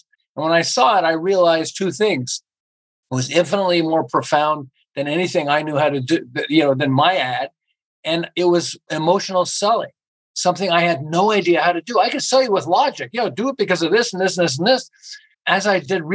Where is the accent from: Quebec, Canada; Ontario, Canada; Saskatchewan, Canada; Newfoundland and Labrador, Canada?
Quebec, Canada; Montreal; moved away as an adult; now in Southern California, United States; I'm originally from Montreal and I ran an advertising agency in Montreal